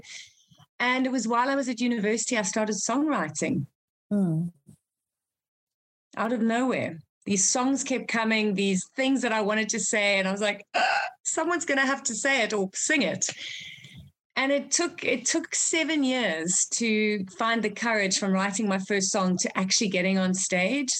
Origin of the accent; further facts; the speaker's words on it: South Africa; also born or lived in Zimbabwe; I'm from Zimbabwe originally. That's where I was born. So Africa is definitely in my blood. We moved to South Africa when I was five